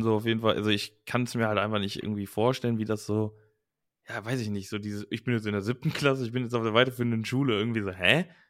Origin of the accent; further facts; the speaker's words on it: Langenfeld, North Rhine-Westphalia, Germany; ich wollte eigentlich nur auf eine Gesamtschule bei uns in Langenfeld damals